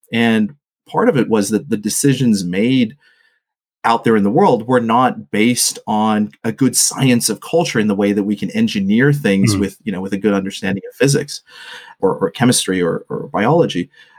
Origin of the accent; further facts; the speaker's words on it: Botswana; also born or lived in Australia / Papua New Guinea; so my family's from Sri Lanka, which went through, kind of a 3-decade civil war. And I grew up in Botswana, in the 90s, pre and post apartheid. I lived in Australia and I'd lived in Papua New Guinea